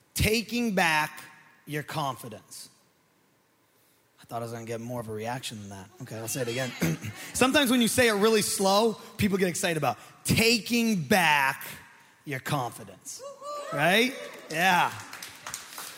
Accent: Maine, United States; I'm from Maine

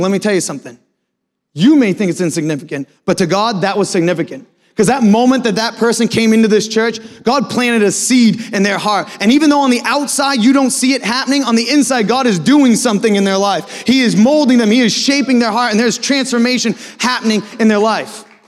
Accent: Maine, United States; moved away as an adult; also born or lived in Philadelphia / Natick/Framingham, Massachusetts; now in Foxborough, United States; I'm actually born and raised in Maine

